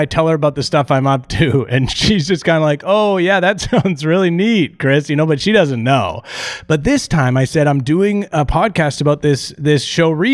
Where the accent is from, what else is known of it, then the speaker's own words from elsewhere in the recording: Canada; I'm Canadian.